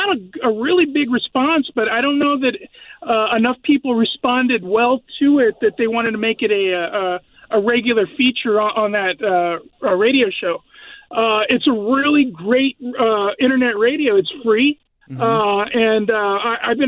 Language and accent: English; San Antonio, Texas, United States; moved away as an adult; now in Graham, United States; I grew up in San Antonio, Texas.